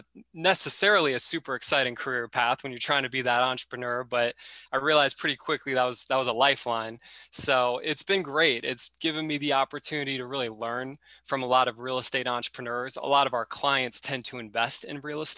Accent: Florida, United States; I'm originally from Florida

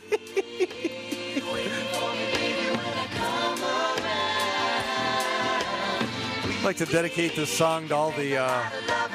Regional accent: Chicago, Illinois, United States; my hometown Blackhawks

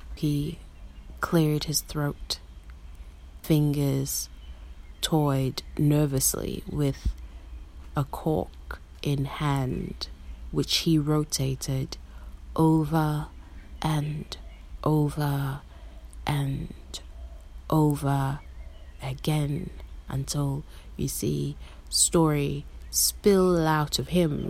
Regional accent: Harare, Zimbabwe; now in Melbourne, Australia; I am a Karanga woman born and raised in Harare, Zimbabwe, and now I'm living in so called Melbourne, Australia

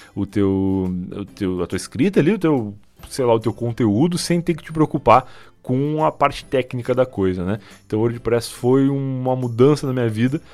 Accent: Rio Grande, Rio Grande do Sul, Brazil; moved away as an adult; now in Osasco, Brazil; lá em Rio Grande, a cidade onde eu nasci

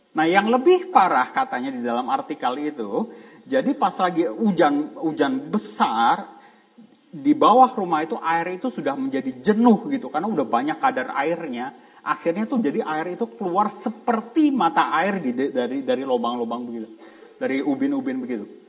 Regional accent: Jakarta, Indonesia; moved away; saya dari Jakarta

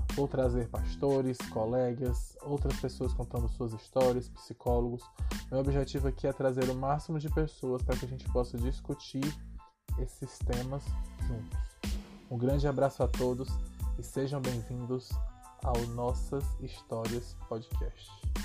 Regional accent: Ceará, Brazil; also born or lived in Caucaia, Ceará; nascido e criado no Ceará

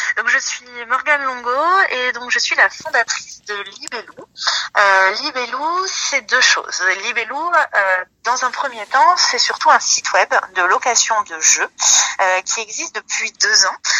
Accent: Vierzon, Centre-Val de Loire, France; moved away as an adult; fait mon lycée à Vierzon, j'ai grandi à Vierzon

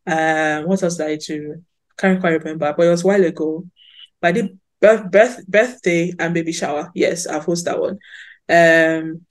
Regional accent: Sapele, Delta, Nigeria; I'm actually sapele babe to the core

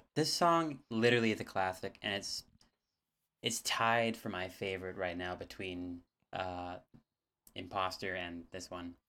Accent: Canada; We're Canadian, but I don't speak French.

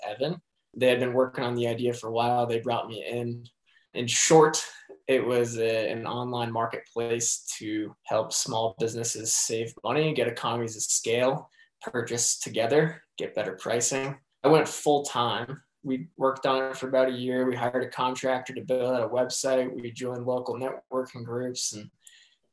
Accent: New Hampshire, United States; moved away as an adult; now in Colorado, United States; I was born and bred in New Hampshire. I grew up there and lived there until I was 22

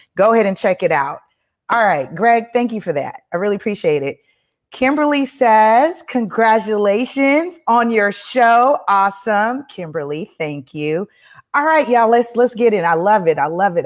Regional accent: Belize; I'm from Belize. My folks is from Belize.

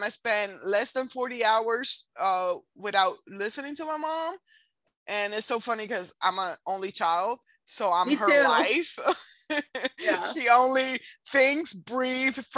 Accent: Puerto Rico; moved away; I'm from Puerto Rico and it's still U.S. territory.

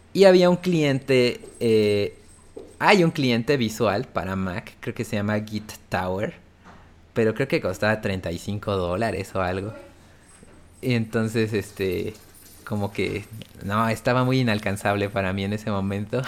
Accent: Oaxaca, Mexico; moved away as an adult; now in Puebla, Mexico; nací en Puebla, pero después, pues, toda mi infancia y así crecí en Oaxaca

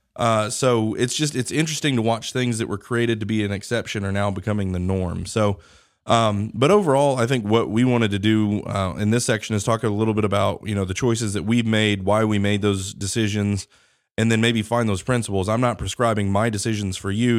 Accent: Wichita, Kansas, United States; now in Alabama, United States; I grew up in Wichita, Derby

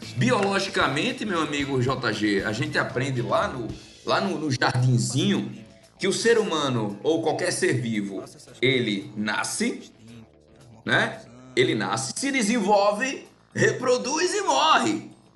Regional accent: Northeast Region, Brazil; eu sou nordestino

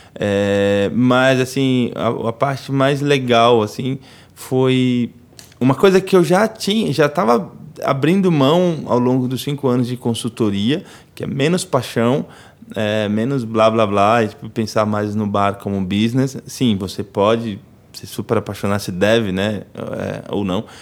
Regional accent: Itapirama, Bahia, Brazil; moved away; also born or lived in São Paulo; lá em Itapirama, lá na roça, na vilinha lá da roça onde eu cresci

